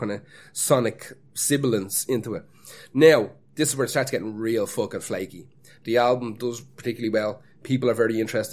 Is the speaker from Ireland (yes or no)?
yes; Ireland; As an Irishman